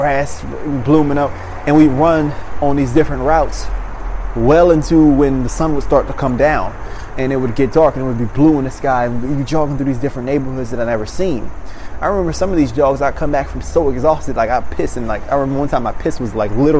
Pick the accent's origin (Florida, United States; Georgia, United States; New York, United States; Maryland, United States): Maryland, United States; moved away; I come from Maryland.